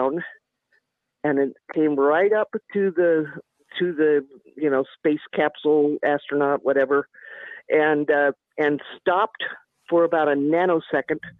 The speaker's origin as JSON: {"language": "English", "town": "Seattle", "region": "Washington", "country": "United States", "tie": "born or raised there", "moved": "yes", "lives_now": "Roswell, United States", "said": "I grew up in Seattle"}